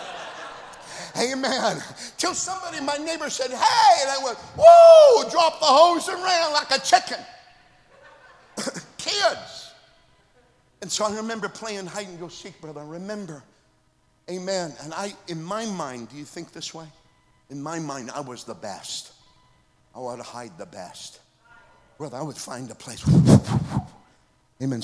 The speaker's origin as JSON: {"language": "English", "town": "Oslo", "region": "Minnesota", "country": "United States", "tie": "born or raised there", "moved": "yes", "said": "I'm originally from Oslo, Minnesota, on the North Dakota border."}